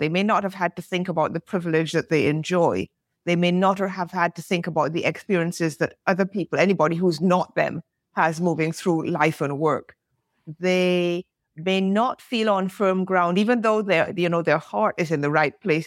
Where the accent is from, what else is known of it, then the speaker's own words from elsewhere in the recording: Barbados; moved away; also born or lived in England / France; I'm British born, grew up of Caribbean parentage, grew up in the Caribbean, lived in England, lived in France